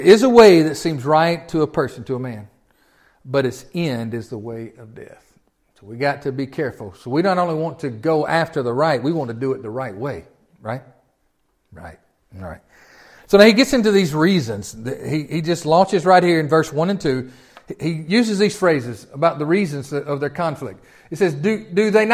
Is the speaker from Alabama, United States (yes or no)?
no; Tennessee, United States; I'm from Tennessee.